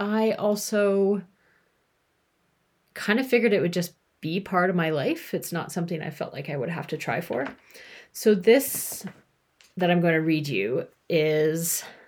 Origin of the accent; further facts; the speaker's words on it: Canada; moved away as an adult; also born or lived in United Kingdom; I lived in the UK at the time, if you haven't figured that out, and I'm from Canada